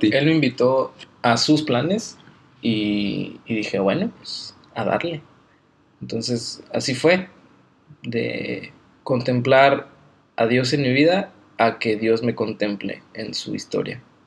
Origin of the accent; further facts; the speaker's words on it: Guadalajara, Jalisco, Mexico; moved away as an adult; also born or lived in Aguascalientes; nací el 8 de julio en Aguascalientes, pero crecí en Guadalajara soy tapatío